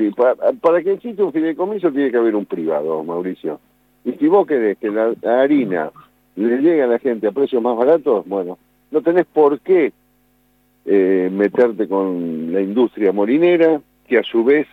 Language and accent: Spanish; Buenos Aires, Argentina; also born or lived in Olavarría / Espigas; Nací en Buenos Aires, pero tuve mucho en Olavarría, mucho, mucho, porque mi, familia tenía un campo ahí en la zona de Espigas